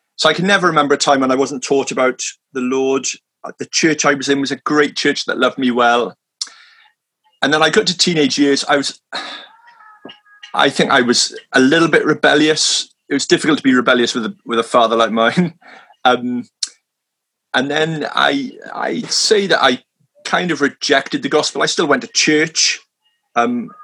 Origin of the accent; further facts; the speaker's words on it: Swansea, Wales, United Kingdom; moved away as an adult; now in London, United Kingdom; I'm originally from Swansea in South Wales